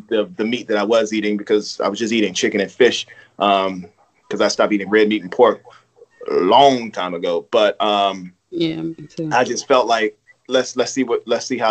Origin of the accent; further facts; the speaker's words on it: Baltimore, Maryland, United States; I'm from Baltimore